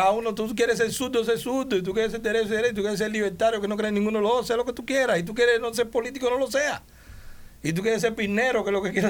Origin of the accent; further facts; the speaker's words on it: Dominican Republic; El dominicano maneja mi tierra. Yo soy, yo soy dominicano también.